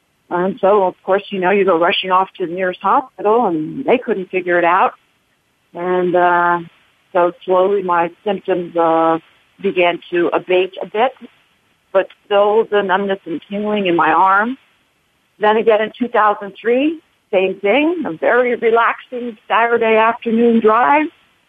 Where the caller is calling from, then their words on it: Bethlehem, Pennsylvania, United States; From Bethlehem, Pennsylvania.